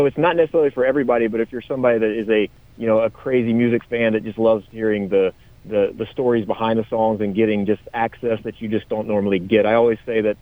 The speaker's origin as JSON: {"language": "English", "region": "South Carolina", "country": "United States", "tie": "born or raised there", "said": "I grew up in South Carolina, and in South Carolina, we have all these little beach towns."}